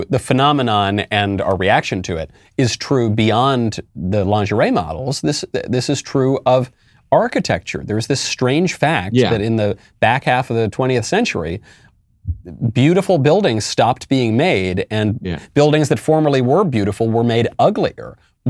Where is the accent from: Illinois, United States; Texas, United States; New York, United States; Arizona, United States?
New York, United States; for all of my life, especially growing up in New York, I look up at billboards and images